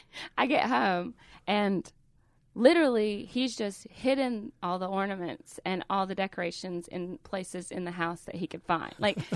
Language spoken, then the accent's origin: English; Calhoun, Georgia, United States; I'm from Calhoun, Georgia. Everybody knows that we have a Nike outlet.